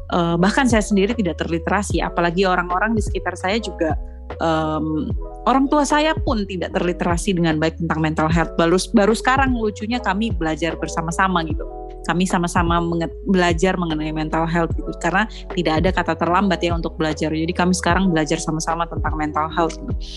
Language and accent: Indonesian; Surabaya, East Java, Indonesia; moved away; also born or lived in Flores, East Nusa Tenggara / Bajawa; lahir besarnya di Surabaya